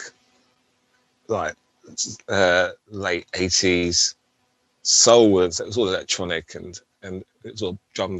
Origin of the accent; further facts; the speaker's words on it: London, United Kingdom; moved away as an adult; also born or lived in Plymouth; grew up in London